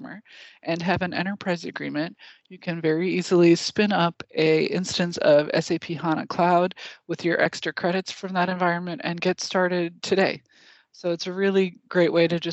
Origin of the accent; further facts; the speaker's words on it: Wisconsin, United States; I'm from Wisconsin